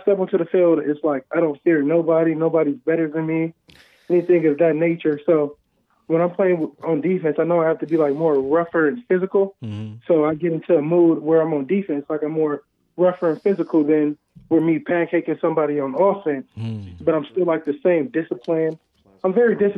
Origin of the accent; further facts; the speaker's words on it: Cleveland, Ohio, United States; moved away; I'm from Cleveland, Ohio